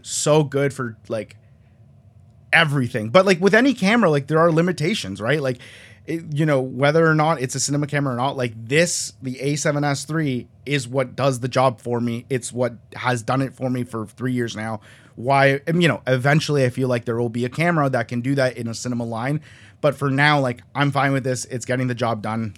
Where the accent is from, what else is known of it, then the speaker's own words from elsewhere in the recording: just outside of Toronto, Ontario, Canada; also born or lived in Colombia; I was born in Colombia. I'm, like, like, straight outta Columbia, but I was raised in Canada, just outside of Toronto